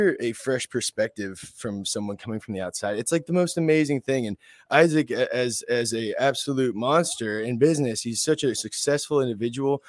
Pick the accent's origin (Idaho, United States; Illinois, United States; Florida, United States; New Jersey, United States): Florida, United States; West Palm Beach; I'm from West Palm Beach, Florida. I grew up here in South Florida